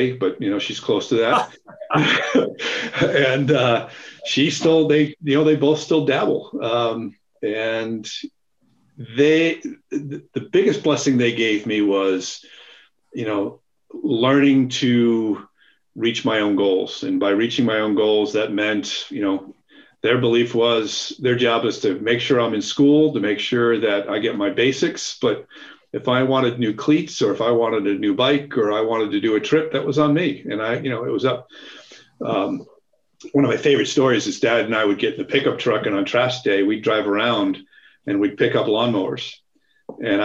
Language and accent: English; Barrington, Rhode Island, United States; I was born and raised in Rhode Island, a little town called Barrington.